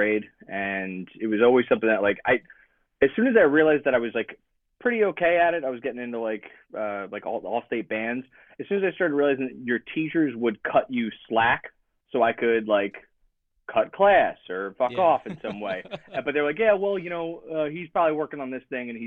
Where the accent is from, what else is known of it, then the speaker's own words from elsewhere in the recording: Belmar, New Jersey, United States; moved away as an adult; now in San Diego, United States; I'm from South Jersey. I grew up in the South Jersey, Philly punk scene, hardcore scene